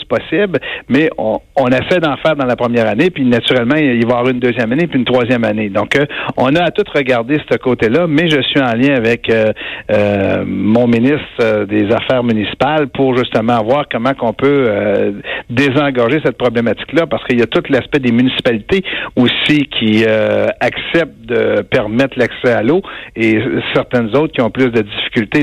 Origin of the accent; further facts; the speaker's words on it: Abitibi-Témiscamingue, Quebec, Canada; chez nous en Abitibi-Témiscamingue